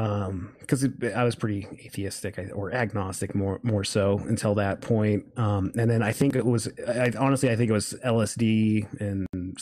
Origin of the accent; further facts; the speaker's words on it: Reno, Nevada, United States; born there; Well, I was born in Reno, Nevada.